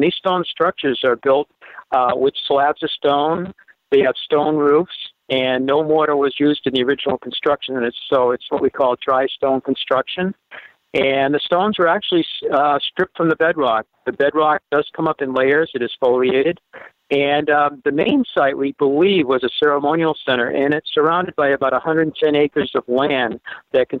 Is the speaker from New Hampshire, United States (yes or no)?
yes; Derry, New Hampshire, United States; also born or lived in Vermont; I was surrounded by farms when I grew up in Derry, New Hampshire